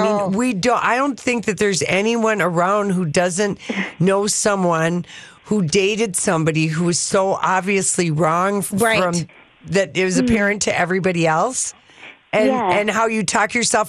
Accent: United States; we're American

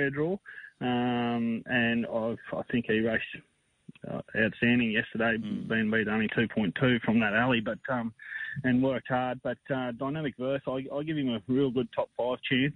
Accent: St George, Queensland, Australia; moved away as an adult; also born or lived in Charleville; now in Westbrook, Australia; I grew up in St George, spent a bit of time in Charleville

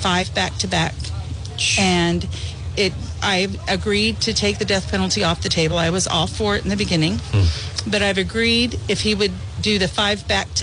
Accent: California, United States; moved away as an adult; also born or lived in El Paso, Texas; now in Springfield, United States; I was born in El Paso, Texas, and lived there. Was raised in California, living near the border there

